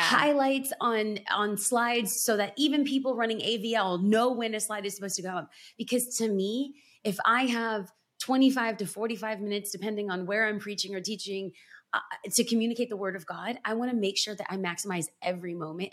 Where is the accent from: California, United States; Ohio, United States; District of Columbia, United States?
California, United States; Los Angeles; I'm born and raised in Los Angeles